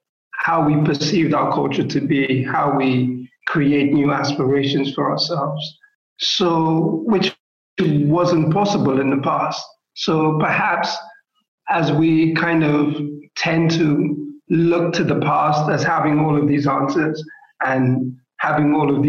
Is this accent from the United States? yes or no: no; Lagos, Nigeria; oh, I'm Nigerian, therefore, like how I'm responding to this question only has to be about the context of living in Lagos Island and having some sort of historical tie to that place